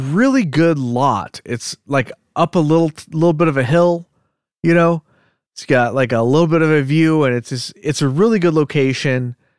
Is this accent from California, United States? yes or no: yes; Diamond Bar, California, United States; But yeah, we grew up in Diamond Bar, which is on the border of Orange County and LA County. It's in LA County.